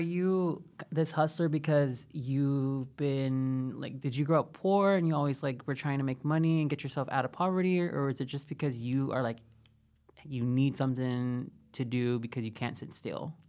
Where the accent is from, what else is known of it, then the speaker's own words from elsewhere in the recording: Texas, United States; I'm from Texas. We pronounce things crazy.